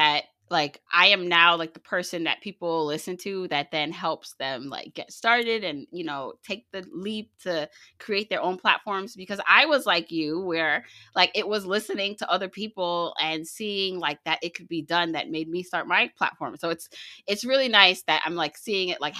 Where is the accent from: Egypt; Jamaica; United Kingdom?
Jamaica; now in United States; I was born in Jamaica, you know, the island, not Queens